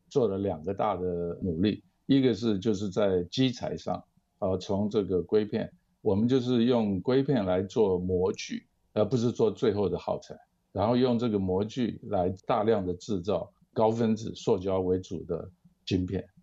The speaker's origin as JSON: {"language": "Chinese", "country": "Taiwan", "tie": "born or raised there", "also_born_or_lived": "Minnesota, United States / Ohio, United States", "moved": "as an adult", "said": "我是在台湾出生长大，台湾大学一九七二年化工系毕业"}